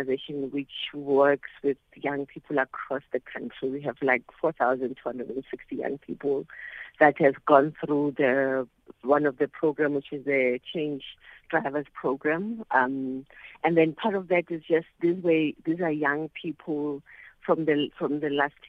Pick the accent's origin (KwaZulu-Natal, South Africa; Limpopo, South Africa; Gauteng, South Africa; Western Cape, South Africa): Gauteng, South Africa; Soweto; now in Langa, South Africa; I grew up in Soweto, I stay in Langa